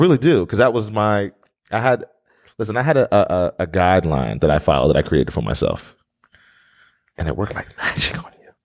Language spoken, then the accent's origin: English; Blackwood, New Jersey, United States; moved away as an adult; now in Atlanta, United States; I grew up in Blackwood